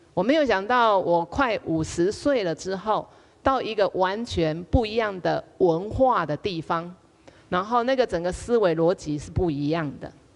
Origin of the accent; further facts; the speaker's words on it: Taiwan; moved away as an adult; now in Hong Kong; 现在我在台湾，我可以讲台湾话，在香港我讲台湾话